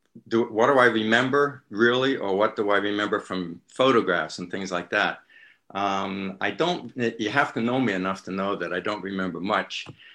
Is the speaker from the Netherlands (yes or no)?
no; London, United Kingdom; born there; I was born in London, in the Halsden section of London.